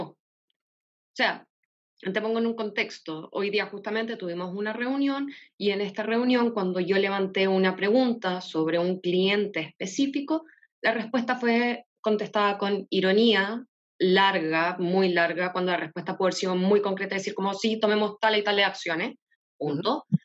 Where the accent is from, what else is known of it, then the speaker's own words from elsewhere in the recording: Chile; ¿De dónde eres, eh? De Chile.